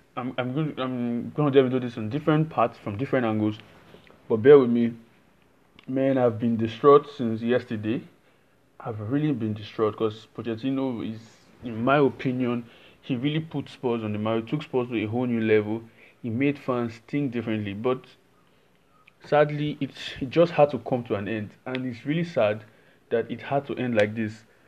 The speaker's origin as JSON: {"language": "English", "country": "Nigeria", "said": "I'm Nigerian"}